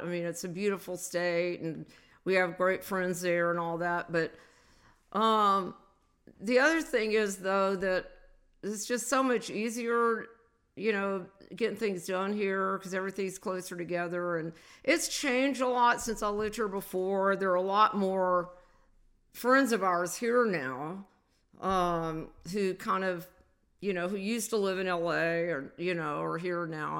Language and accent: English; the South, United States; I was a Southerner. You know, I was from the South